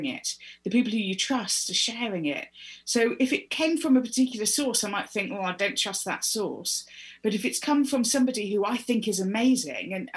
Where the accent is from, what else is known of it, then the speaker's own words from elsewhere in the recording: United Kingdom; I was not taught about this at school. I'm British